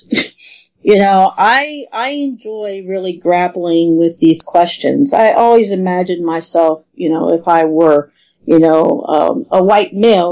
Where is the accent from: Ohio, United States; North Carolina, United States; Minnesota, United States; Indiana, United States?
Ohio, United States; southern; Actually a really small town in southern Ohio. So I'm not even from I'm from a rural area.